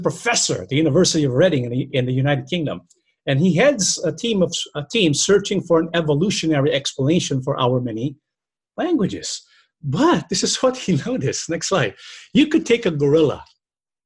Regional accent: Philippines; we can see where the Filipinos came from, who our ancestors were

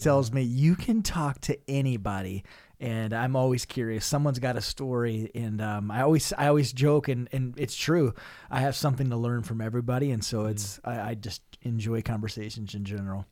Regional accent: Northeast South Dakota, United States; I'm originally from Northeast South Dakota

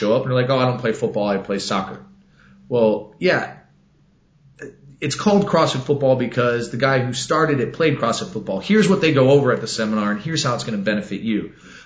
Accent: Texas, United States; I'm from Texas

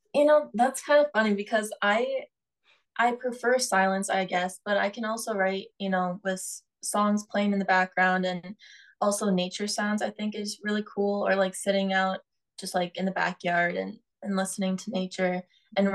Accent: North Dakota, United States; now in Tucson, United States; I'm from North Dakota, and there's a lot of you know trees and grass and stuff.

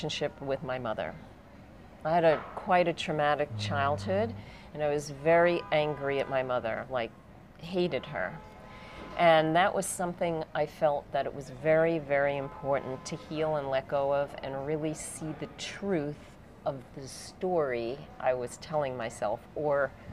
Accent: United States; moved away; I come from the States

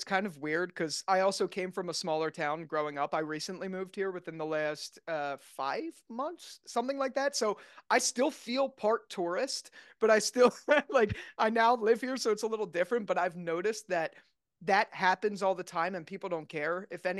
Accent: New Jersey, United States; now in New York City, United States; Yeah, I grew up in New Jersey. I lived like right outside of Philadelphia. So I spent, you know, my whole life there. And I actually never wanted to live in the city.

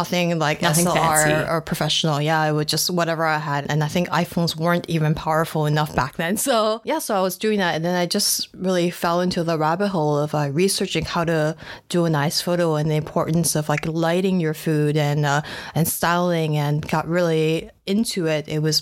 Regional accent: New Jersey, United States; also born or lived in Taiwan; now in Canada; So I was in Taiwan until I was 9, and then my parents, my whole family immigrated to the States, and we grew up in New Jersey, so next to New York. And then I worked really hard to lose the accent before moving to Canada.

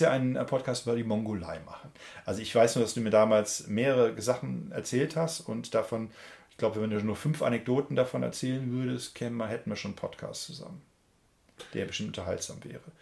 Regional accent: Germany; als äh, Deutscher

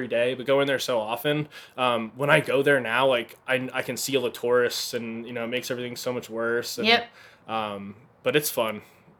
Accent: New Jersey, United States; Yep. Not the city part. I'm from, like, the mountains.

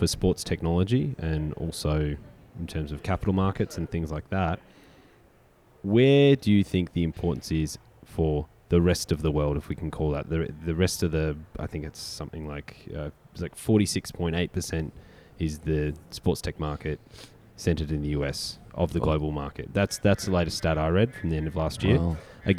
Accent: Australia; moved away; Coming from Australia, the Melbourne Cricket Ground is 100,000 for an AFL Grand Final.

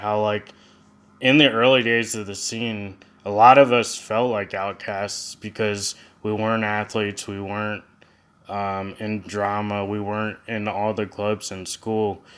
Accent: Lancaster County, Pennsylvania, United States; both Tyler and I were raised in Lancaster County.

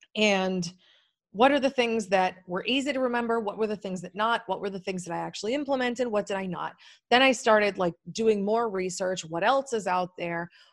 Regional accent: New England, United States; moved away as an adult; now in Maui, United States; I'm a really cynical, pragmatic New Englander

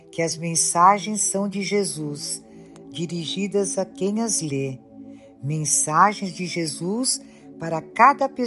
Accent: Portugal; tenho 84 anos, sou portuguesa

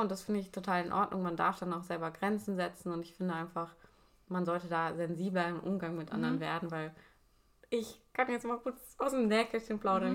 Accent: Germany; accent: German; Ich schäme mich nicht mehr für meinen deutschen Akzent

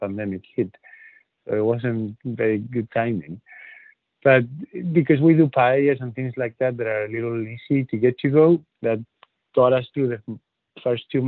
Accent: north of Spain, Spain; born or raised there; first language Spanish; English is a second language; moved away as an adult; also born or lived in Dublin

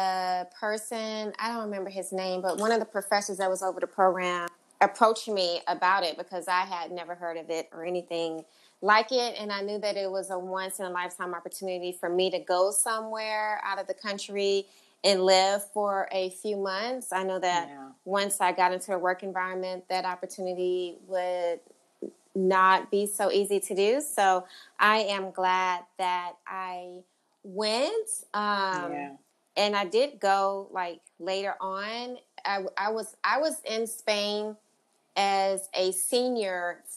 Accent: Houston, Texas, United States; also born or lived in Charlotte / New York; I'm a Southern girl. Like, I'm from Houston, and my business is in Houston.

